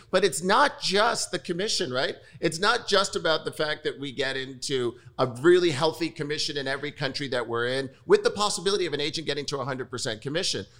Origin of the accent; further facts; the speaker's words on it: New York, United States; I'm born and raised in New York